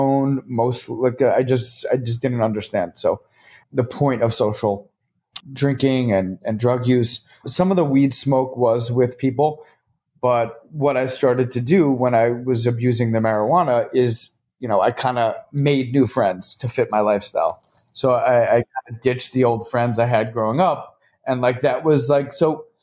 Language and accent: English; Short Hills, New Jersey, United States; now in New York City, United States; I'm from North Jersey. Grew up in a great town, Short Hills, New Jersey